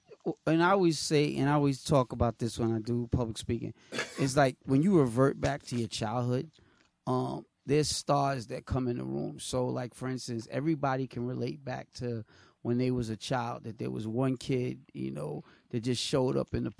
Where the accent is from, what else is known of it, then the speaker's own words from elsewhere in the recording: New York City, New York, United States; I grew up in Queens, with Corey, when crack was at its highest.